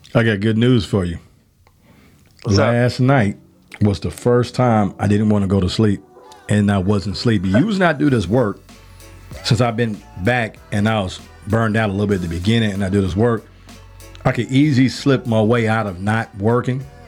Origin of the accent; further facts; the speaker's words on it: Chicago, Illinois, United States; now in Georgia, United States; I'm from the South Side of Chicago